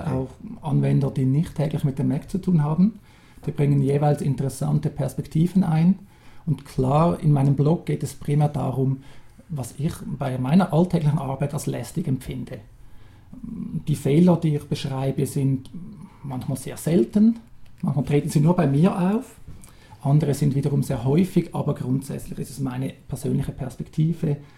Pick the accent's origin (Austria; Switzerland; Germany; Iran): Switzerland; Wie man hört, ich bin Schweizer. Ich wohne hier ganz in der Nähe, ebenfalls im Kanton Zürich.